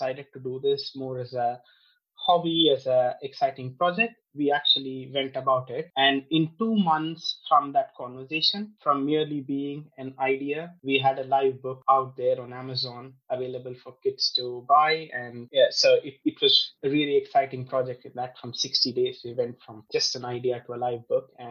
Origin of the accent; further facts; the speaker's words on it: India; moved away as an adult; also born or lived in United States; now in United Kingdom; I grew up in India. So I was born there. I grew up in India. I spent most of my life there.